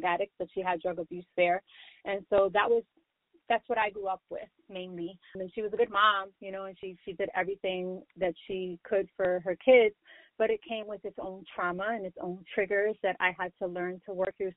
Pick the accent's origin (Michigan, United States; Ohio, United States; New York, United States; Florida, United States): New York, United States; New York City; I'm born and raised in the Bronx, New York, just like J-Lo